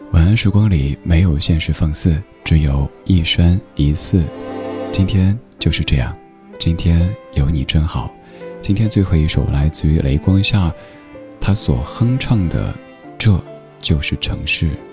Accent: Chengdu, Sichuan, China; moved away; 现在我的家乡成都

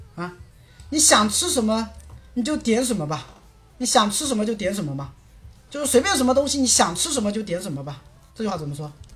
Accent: Quzhou, Zhejiang, China; also born or lived in South Korea; now in Ningbo, China; 我老家是衢州那边的

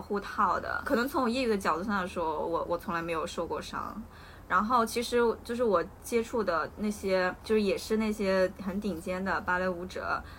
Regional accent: Hunan, China; 我作为一个湖南人，考湖大的时候，我没有报名资格

